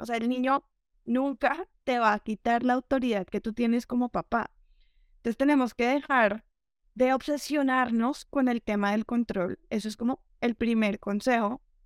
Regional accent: Colombia; Yo soy de, de Colombia, eh, que aquí la, la crianza es súper tradicional

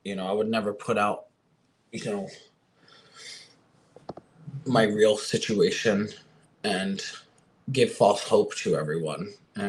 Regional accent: Florida, United States; also born or lived in California; You know, I'm from Florida, you know, not originally, but this is where I did grow up and my drag career did start and take off.

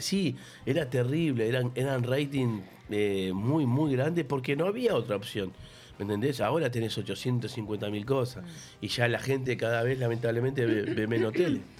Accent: Uruguay; now in Argentina; también soy uruguayo

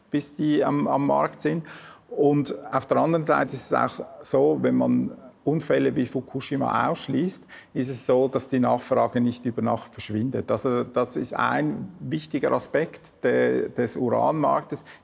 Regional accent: Switzerland; Also es steht mir natürlich als, als Schweizer nicht an, äh

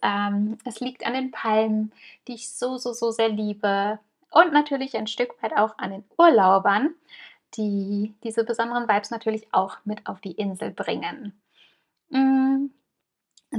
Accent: Germany; moved away as an adult; now in Mallorca, Spain; wir kommen aus Deutschland, wir sind Deutsche

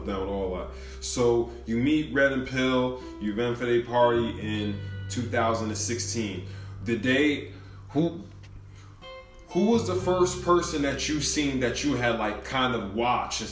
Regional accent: New York, United States; I'm from New York

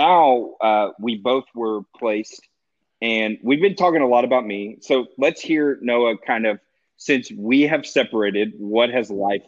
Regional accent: the South, United States; We're both Southerners.

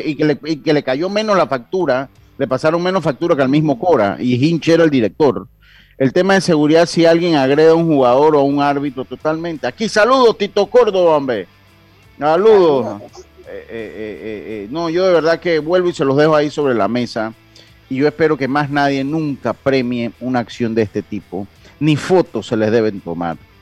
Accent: Panama; nosotros como panameños

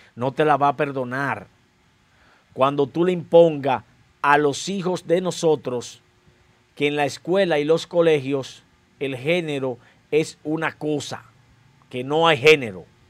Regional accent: Dominican Republic; somos dominicanos.

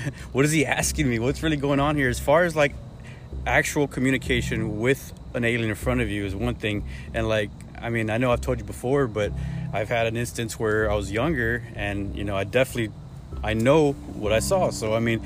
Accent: Hondo, Texas, United States; I grew up in Hondo, man. It's a pretty small town.

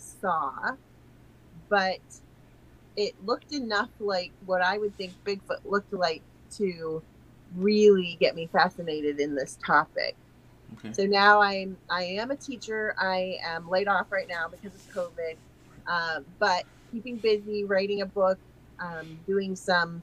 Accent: Ohio, United States; I'm a teacher from Ohio

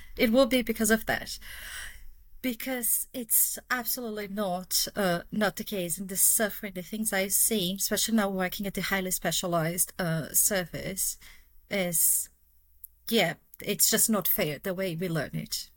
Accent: Brazil; accent: Brazilian; English is a second language; moved away as an adult; now in United Kingdom; people have guessed from my accent, but yeah, I'm Brazilian

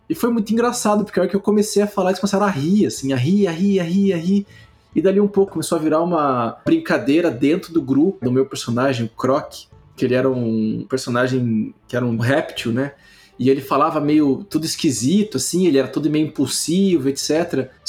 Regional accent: Rio de Janeiro, Brazil; accent: carioca; Meu sotaque carioca que virou gaúcho e mineiro ao mesmo tempo.

